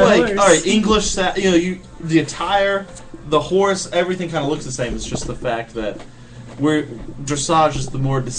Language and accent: English; Kentucky, United States; growing up in Kentucky why I didn't just ride Western, because that's all there was